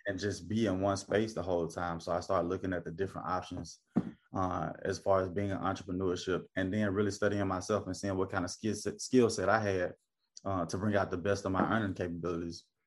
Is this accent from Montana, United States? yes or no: no; Memphis, Tennessee, United States; moved away as an adult; now in Charleston, United States; born and raised in Memphis, Tennessee